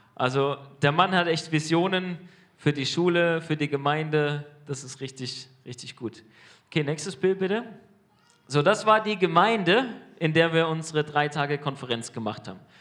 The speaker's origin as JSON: {"language": "German", "country": "Germany", "said": "als Deutsche"}